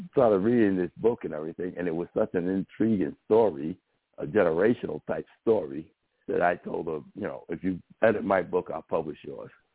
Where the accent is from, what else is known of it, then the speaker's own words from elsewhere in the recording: New York City, New York, United States; I grew up in the South Bronx first, where there was a bunch of gangs